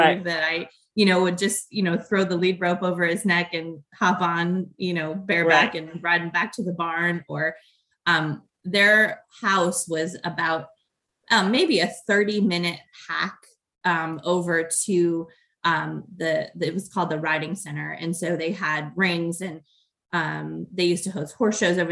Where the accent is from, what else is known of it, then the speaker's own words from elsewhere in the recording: Chicago, Illinois, United States; now in Ohio, United States; So I grew up in outside of Chicago